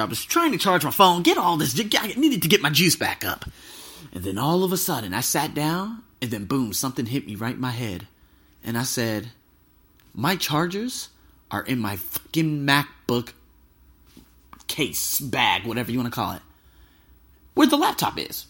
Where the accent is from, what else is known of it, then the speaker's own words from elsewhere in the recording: Las Vegas, Nevada, United States; moved away; I'm from America. I'm from Las Vegas